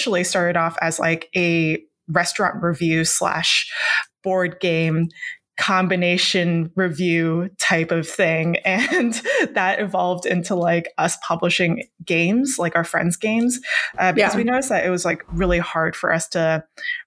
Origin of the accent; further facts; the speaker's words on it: Hong Kong; I grew up in Hong Kong, the way that I learned that word, Jiangxi, I learned it through through school